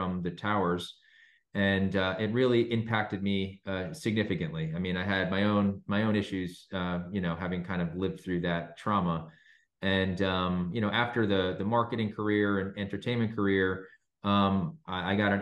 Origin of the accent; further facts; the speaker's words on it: the New York area, United States; I'm actually from the New York area, born and raised